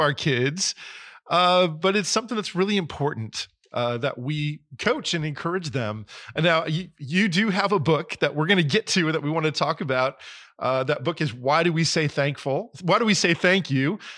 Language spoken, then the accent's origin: English; New Jersey, United States; moved away; I grew up in New Jersey